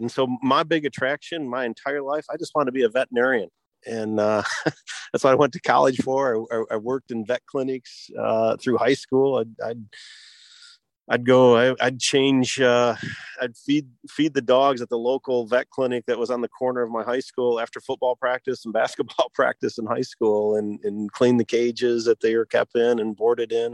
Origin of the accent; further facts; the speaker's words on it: Michigan, United States; I was born and raised in Michigan